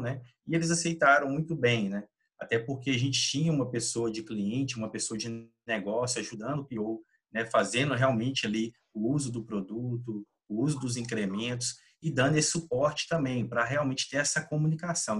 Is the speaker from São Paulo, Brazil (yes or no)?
no; Minas Gerais, Brazil; also born or lived in Belo Horizonte; moro aqui em Belo Horizonte, Minas Gerais, sou mineiro